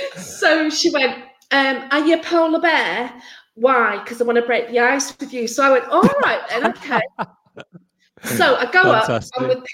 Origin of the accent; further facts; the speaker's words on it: Wales, United Kingdom; And I just moved down south from North Wales at that point.